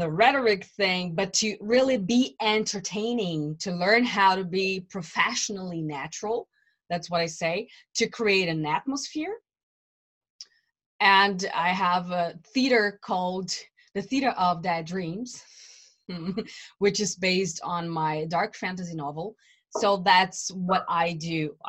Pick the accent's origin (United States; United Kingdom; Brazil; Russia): Brazil; English is a second language; now in Germany; I live in Germany. I came from Brazil to Germany many years ago.